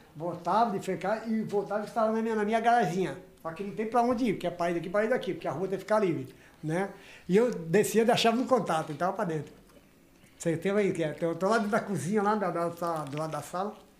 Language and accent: Portuguese; São Paulo, Brazil; Ali perto onde eu nasci mesmo, na Padre Agostinho Jorge